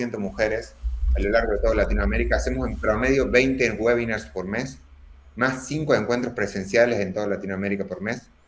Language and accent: Spanish; Córdoba, Argentina; accent: cordobés; soy argentino, pero no tengo tanto acento argentino, sino tengo acento cordobés